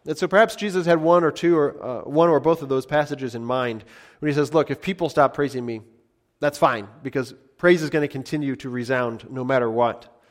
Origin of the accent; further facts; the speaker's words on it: United States; as American Christians